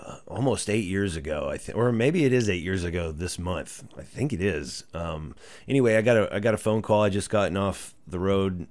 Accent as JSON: {"language": "English", "town": "Greenville", "region": "Texas", "country": "United States", "tie": "born or raised there", "lives_now": "Dallas, United States", "said": "Born and raised in Greenville and, uh, went to high school, lived there up until two years ago."}